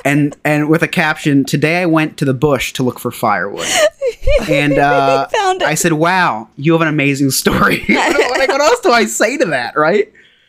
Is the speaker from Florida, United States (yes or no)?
no; New Jersey, United States; I'm from a state called New Jersey in America.